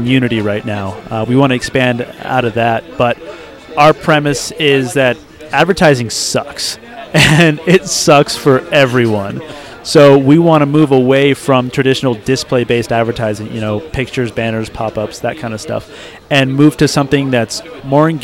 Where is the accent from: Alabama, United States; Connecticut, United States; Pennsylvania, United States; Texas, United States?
Texas, United States; moved away; I was originally from Texas